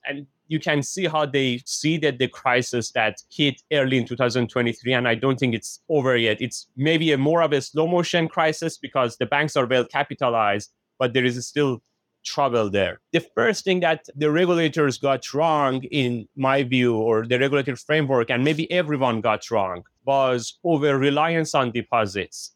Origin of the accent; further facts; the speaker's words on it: Iran; moved away as an adult; now in United States; I was born and raised in Iran. I came to United States in two thousand one.